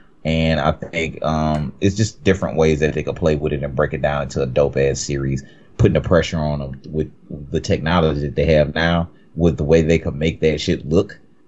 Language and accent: English; the South, United States; I'm from the South.